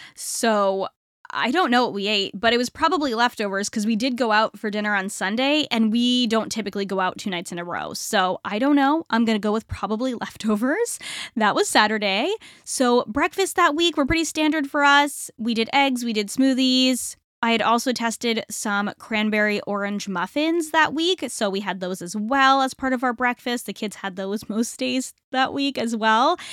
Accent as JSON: {"language": "English", "region": "Northeast", "country": "United States", "said": "I am from the Northeast"}